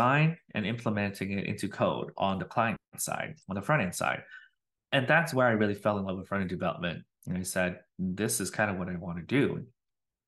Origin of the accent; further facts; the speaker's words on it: Wisconsin, United States; moved away as an adult; also born or lived in Minnesota; now in Austin, United States; I am born and raised in Wisconsin